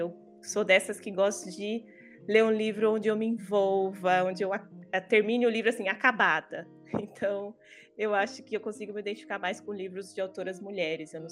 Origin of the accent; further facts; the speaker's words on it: Bahia, Brazil; moved away as an adult; now in Ribeirão Preto, Brazil; Eu falo da cidade de Ribeirão Preto, mas eu não sou daqui, eu sou da Bahia. Moro aqui há uns três aninhos, tá? E eu sou professora de inglês.